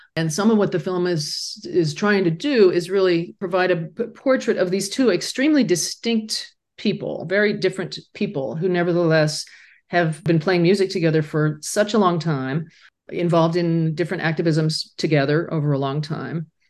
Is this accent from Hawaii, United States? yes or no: no; Laramie, Wyoming, United States; moved away; my hometown where I grew up, a quietly closeted high school student